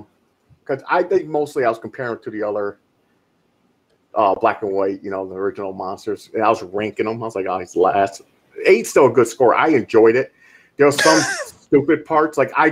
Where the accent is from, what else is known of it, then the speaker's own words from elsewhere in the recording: New York, United States; I'm from New York